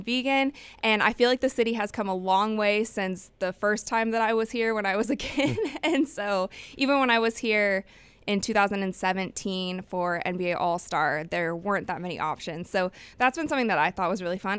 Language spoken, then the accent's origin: English; Cleveland, Ohio, United States; moved away; I will be going to Cleveland. That's my hometown.